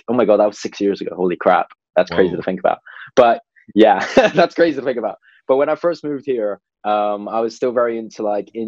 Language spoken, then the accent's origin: English; Hong Kong; now in London, United Kingdom; growing up in Hong Kong